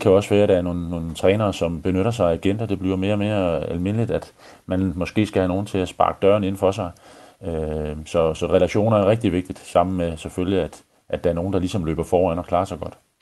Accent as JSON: {"language": "Danish", "country": "Denmark"}